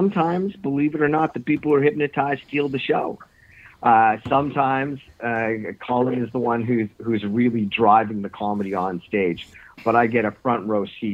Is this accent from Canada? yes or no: yes; Northern Ontario, Canada; now in Toronto, Canada; I grew up actually in Northern Ontario